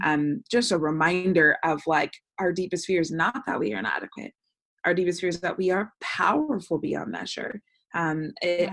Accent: Bay Area, California, United States; moved away as an adult; now in Los Angeles, United States; I'm born and raised in the Bay Area, but I've lived in Los Angeles for the past 10 years

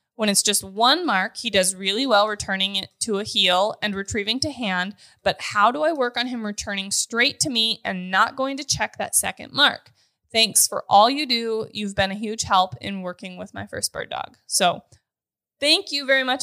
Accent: North Dakota, United States; moved away as an adult; also born or lived in Grand Forks, North Dakota; now in Kansas, United States; I'm born and raised in North Dakota, went to college in Grand Forks

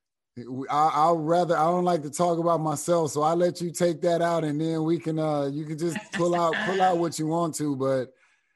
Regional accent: Cleveland, Ohio, United States; moved away as an adult; also born or lived in Terre Haute, Indiana; I'm born and raised in Cleveland

